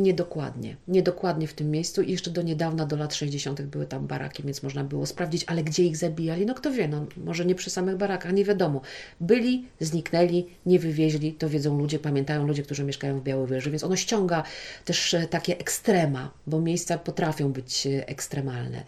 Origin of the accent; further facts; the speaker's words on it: Podlaskie Voivodeship, Poland; tutaj u nas na Podlasiu